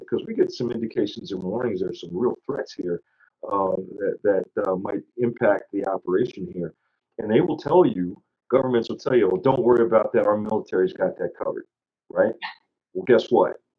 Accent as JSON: {"language": "English", "country": "United States", "said": "as an American"}